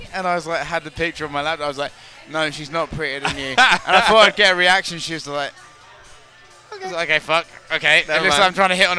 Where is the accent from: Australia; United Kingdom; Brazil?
United Kingdom; I'm a British guy, okay?